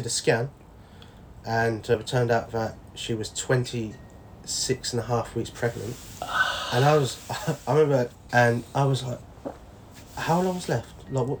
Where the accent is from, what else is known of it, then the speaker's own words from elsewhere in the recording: Rushton, East Midlands, United Kingdom; A little place called Rushton, Northampton